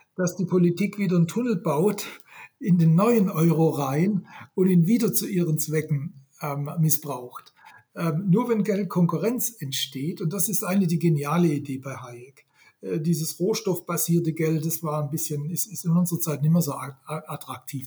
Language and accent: German; Swabia, Germany; accent: Swabian; Ich bin ja, ja. gebürtiger Schwabe. Äh, ich kann noch, ich kann noch Schwäbisch